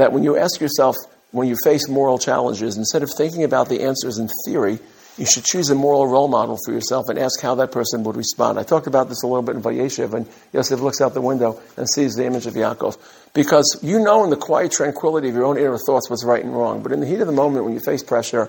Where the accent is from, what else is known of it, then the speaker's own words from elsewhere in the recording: New York City, New York, United States; I grew up in Brooklyn.